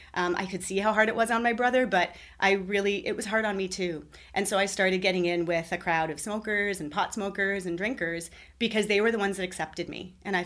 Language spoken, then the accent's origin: English; Toronto, Ontario, Canada; moved away; I was born near Toronto. I lived there for several years. I moved